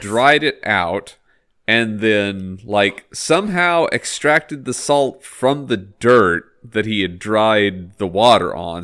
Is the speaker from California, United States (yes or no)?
no; Texas, United States; moved away; where I grew up in Texas is very, very close to a national park